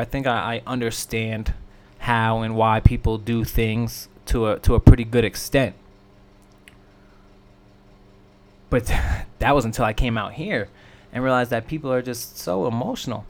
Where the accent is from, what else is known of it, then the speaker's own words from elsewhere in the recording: New York, United States; now in Midwest, United States; I am from the East Coast. I am from New York